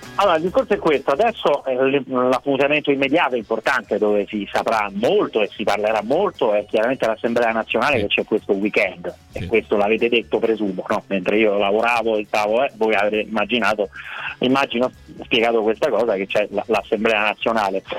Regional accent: Rome, Lazio, Italy; la musica etnica delle mie parti

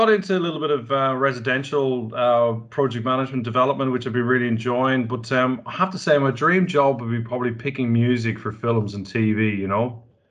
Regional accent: Dublin, Leinster, Ireland; now in Australia; Dublin, Ireland.

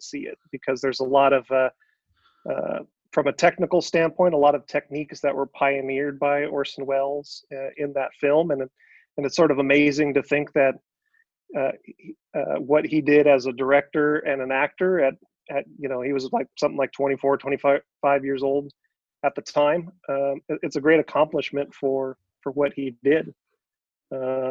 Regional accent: Fresno, California, United States; I'm born and raised in Fresno

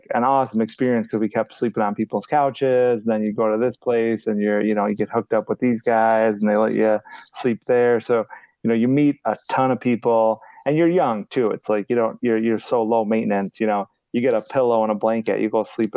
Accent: Chicago, Illinois, United States; we're from Chicago

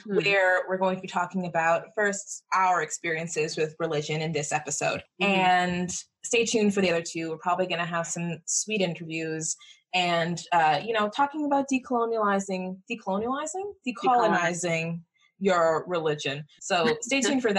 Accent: Jamaica; I'm Jamaican, and Jamaican people are, generally speaking, some kind of Christian

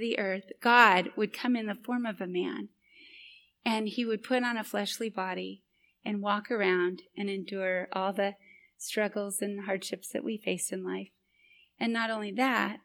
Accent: Boise, Idaho, United States; my hometown in Boise, Idaho.

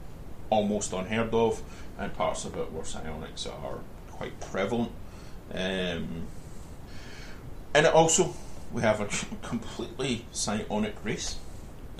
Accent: Scotland, United Kingdom; I'm Scottish

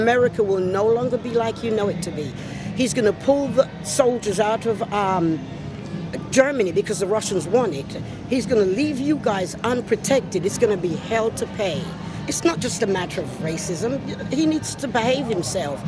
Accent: England, United Kingdom; moved away as an adult; now in United States; I'm from England

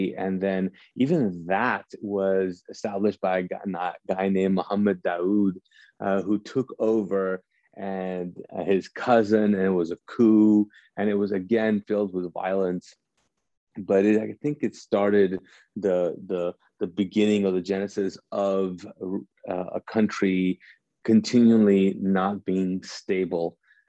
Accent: Kuwait; now in United States; I grew up in Kuwait. I was born and raised there, and grew up there as a Pakistani, because my parents are Pakistani.

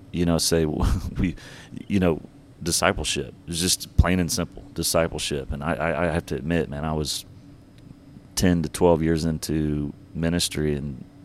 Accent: Georgia, United States; born there; also born or lived in Texas / Alabama / North Carolina / Louisiana; I'm all over the South. So I was born in Georgia, moved to Texas, moved back to Alabama, then North Carolina.

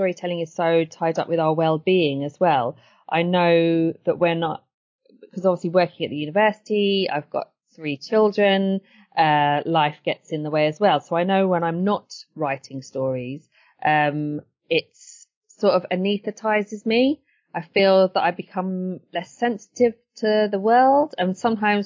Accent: Brighton, South East England, United Kingdom; also born or lived in Edgware, London; growing up in Brighton

